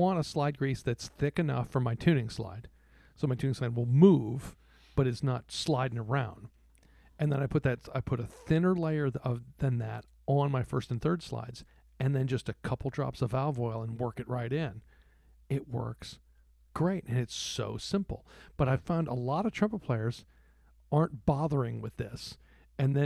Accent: Texas, United States; I grew up in Texas where I grew up knowing that music was a sport

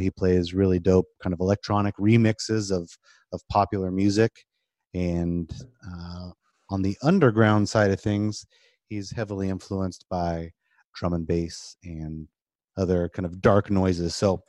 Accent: Oakland, California, United States; also born or lived in Brentwood, California; now in Sacramento, United States; I was born and raised in Oakland and then moved to kind of a country city called Brentwood. It's not country anymore.

